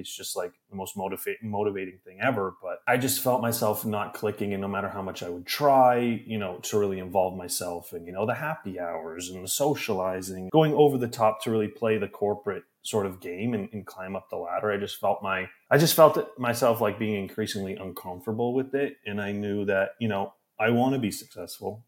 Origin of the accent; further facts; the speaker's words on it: Canada; moved away as an adult; now in New York, United States; I'm from Canada, and I, when I was living in my hometown at my parents' house